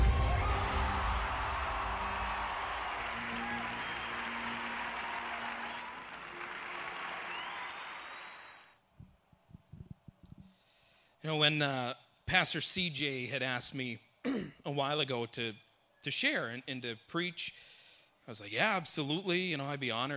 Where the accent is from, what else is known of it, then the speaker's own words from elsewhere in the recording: Canada; moved away; I am originally from Canada